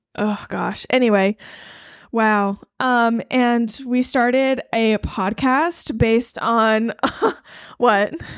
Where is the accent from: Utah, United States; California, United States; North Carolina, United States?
North Carolina, United States; Eastern; I grew up in Eastern North Carolina.